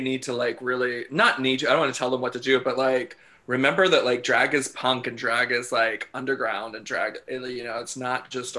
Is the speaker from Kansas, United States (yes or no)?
yes; Southeast Kansas, United States; I grew up in Southeast Kansas.